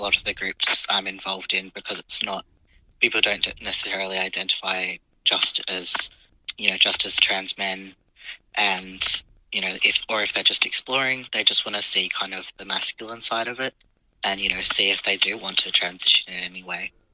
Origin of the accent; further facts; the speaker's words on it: Adelaide, South Australia, Australia; I grew up in Adelaide